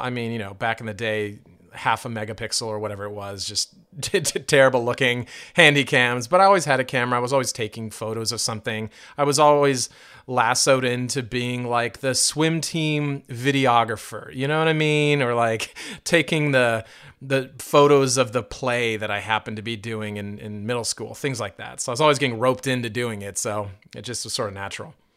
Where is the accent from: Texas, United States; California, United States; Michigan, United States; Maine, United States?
California, United States; moved away as an adult; also born or lived in Indiana; I went to Indiana University after growing up in California and then traveling around, a lot over the years